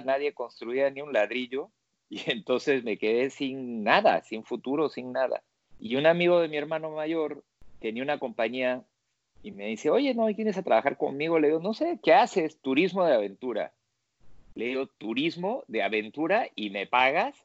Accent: Peru; moved away as an adult; also born or lived in Italy; nací en el Perú, de una familia italiana, entonces terminando los primeros años de arquitectura en el Perú

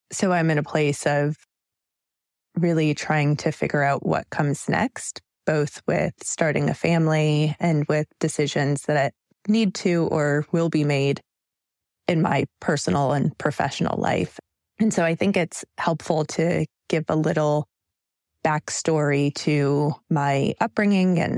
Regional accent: Jackson, Mississippi, United States; born there; I was born in 81 in Jackson, Mississippi.

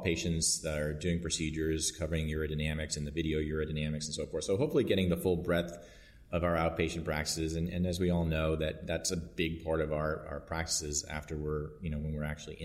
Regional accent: Boston, Massachusetts, United States; also born or lived in New York; now in Dallas, United States; I grew up in Boston and went to med school in New York and residency in New York, and then went to Dallas and have been there ever since.

